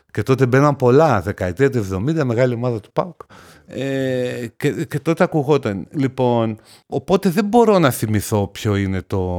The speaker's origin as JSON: {"language": "Greek", "town": "Thessaloniki", "region": "Central Macedonia", "country": "Greece", "tie": "born or raised there", "said": "Εγώ γεννήθηκα και μεγάλωσα στη Θεσσαλονίκη."}